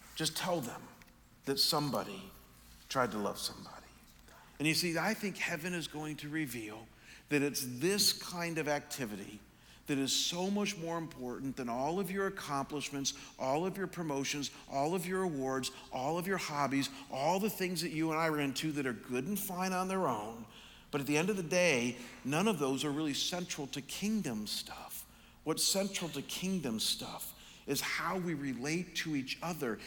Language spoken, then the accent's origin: English; Chagrin Falls, Ohio, United States; my hometown of Chagrin Falls, Ohio.